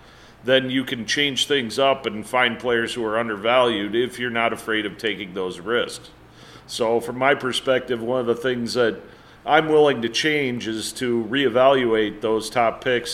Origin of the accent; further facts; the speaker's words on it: Minnesota, United States; I'm from Minnesota.